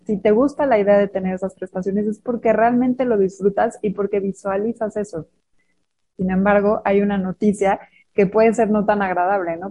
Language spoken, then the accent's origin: Spanish; Mexico; Somos mujeres mexicanas